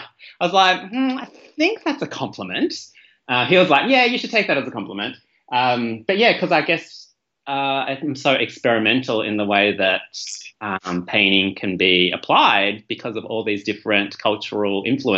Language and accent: English; Malaysia; when I visit, even though I'm from Malaysia, I went back to Southeast Asia, I went to Indonesia a couple of years ago